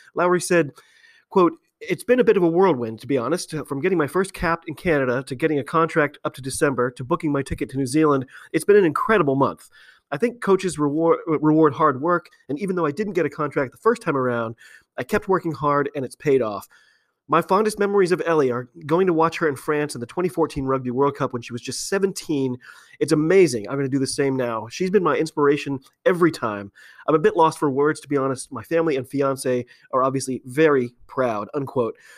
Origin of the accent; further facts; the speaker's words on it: United States; I'm an American rugby fan